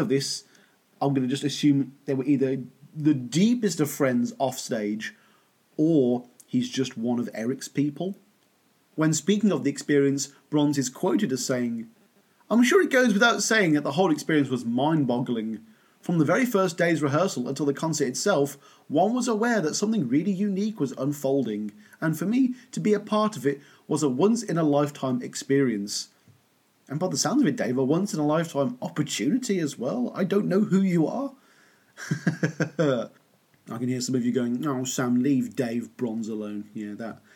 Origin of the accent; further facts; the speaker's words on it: Birmingham, West Midlands, United Kingdom; Birmingham, my hometown